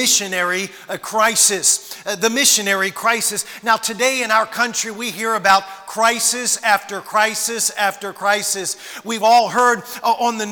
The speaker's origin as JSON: {"language": "English", "town": "Washington", "region": "District of Columbia", "country": "United States", "tie": "born or raised there", "said": "I was born in Washington, D.C. I was a bus kid when I was 6, 7 years old"}